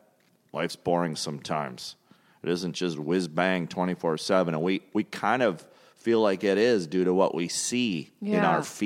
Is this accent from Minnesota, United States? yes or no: yes; St. Paul, Minnesota, United States; St. Paul, Minnesota.